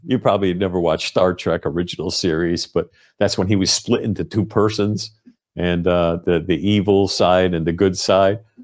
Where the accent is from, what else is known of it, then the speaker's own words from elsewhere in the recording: United States; as an American